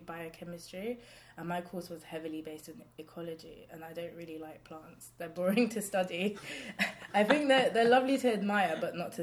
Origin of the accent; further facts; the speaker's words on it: London, United Kingdom; also born or lived in Islington; I'm Hackney born and bred